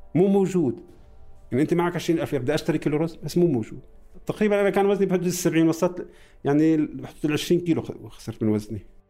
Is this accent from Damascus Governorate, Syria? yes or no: yes; Damascus, Damascus Governorate, Syria; also born or lived in Palestine; فلسطيني مقيم بخيم اليرموك العمر 55 دراسة أنا خريج كلية زراعة إيه مولود بسوريا